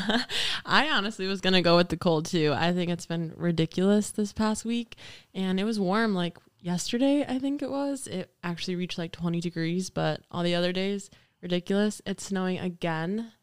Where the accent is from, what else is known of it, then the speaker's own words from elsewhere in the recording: Janesville, Wisconsin, United States; moved away; I'm from Janesville, Wisconsin, so it's a couple hours south from here.